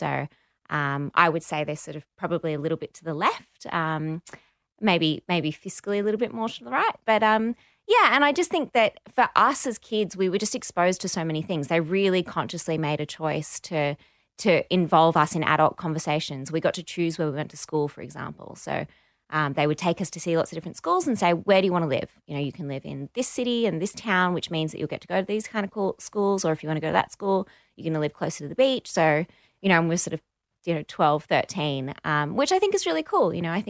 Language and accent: English; Fiji; also born or lived in Barossa Valley, Australia; I was born in the Barossa Valley. And then when I was about 7, I moved to Fiji and grew up there. So I went to international school.